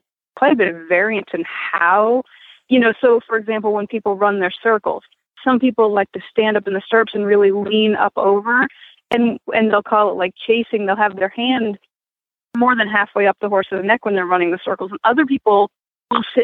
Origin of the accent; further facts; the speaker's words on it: Maine, United States; moved away; I grew up in Maine